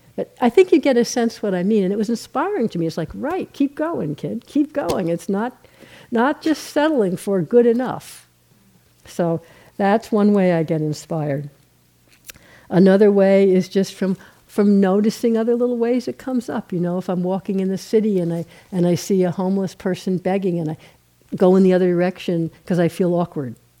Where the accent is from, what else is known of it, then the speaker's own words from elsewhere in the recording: New York, United States; I'm from New York